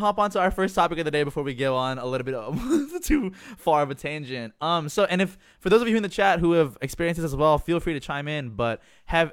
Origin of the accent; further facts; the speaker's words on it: Jakarta, Indonesia; now in United States; I was born in Jakarta.